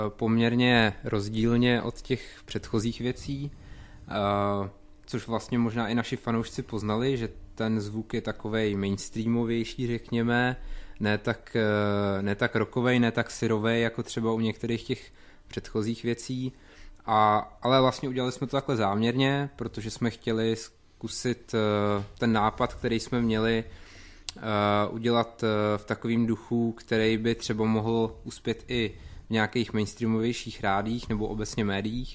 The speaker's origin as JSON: {"language": "Czech", "region": "Vysočina Region", "country": "Czechia", "said": "Tvrdíme teda o sobě, že jsme z Jihlavy, ale co se týče našich kořenů, tak ty jsou tak nějak různý, ale dá se říct, že na Vysočině"}